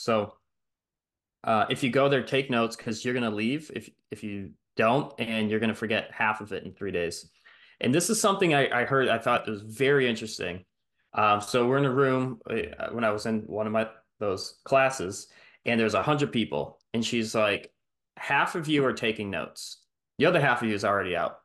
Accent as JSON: {"language": "English", "town": "Detroit", "region": "Michigan", "country": "United States", "tie": "born or raised there", "moved": "yes", "said": "I'm from Michigan, Metro Detroit, and, um, I was born there"}